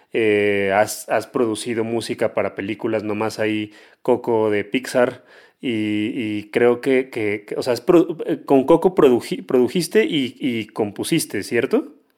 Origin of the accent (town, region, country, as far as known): Mexico